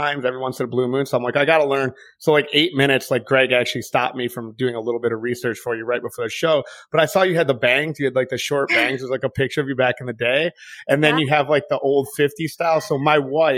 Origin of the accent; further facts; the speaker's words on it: Detroit, Michigan, United States; moved away; also born or lived in New Orleans; I'm from Detroit.